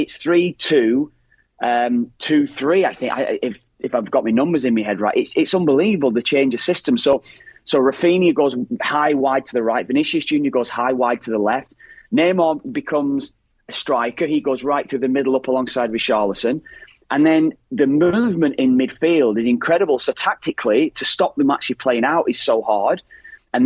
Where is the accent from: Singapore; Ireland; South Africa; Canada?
Ireland; as Irish lads